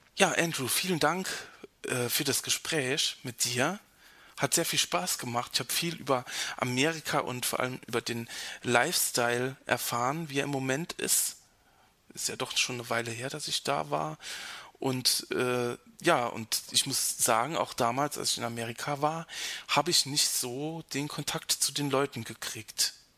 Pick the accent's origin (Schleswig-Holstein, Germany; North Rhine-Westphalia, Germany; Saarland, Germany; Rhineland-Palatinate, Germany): Rhineland-Palatinate, Germany; near Ramstein; Rammstein ist nicht so weit weg von, äh, von meinem Heimatort